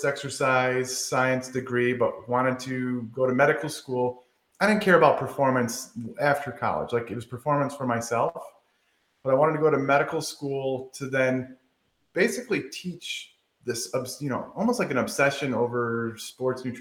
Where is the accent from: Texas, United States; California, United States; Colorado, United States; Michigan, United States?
Michigan, United States; now in the South, United States; I said pop, but I'm from Michigan